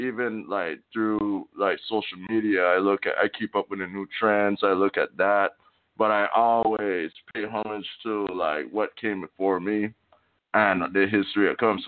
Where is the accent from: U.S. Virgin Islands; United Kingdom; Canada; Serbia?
U.S. Virgin Islands; St. Croix; moved away as an adult; now in Tulsa, United States; I'm from St. Croix, man. St. Croix, Virgin Islands. Born and raised on the east side, Estate St. John's, with my grandma and my mom